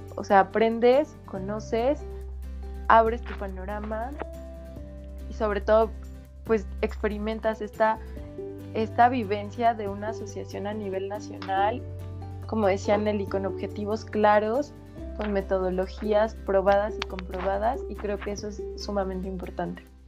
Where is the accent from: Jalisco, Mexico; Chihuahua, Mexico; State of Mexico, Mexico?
State of Mexico, Mexico; Metepec; Yo soy del centro de la República, de un lugar que se llama Metepec, que está en el Estado de México